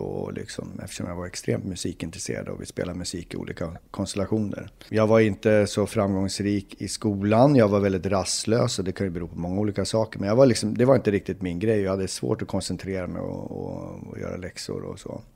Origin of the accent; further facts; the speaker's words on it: Uppsala, Uppsala County, Sweden; moved away as an adult; now in Stockholm, Sweden; är född och uppvuxen i Uppsala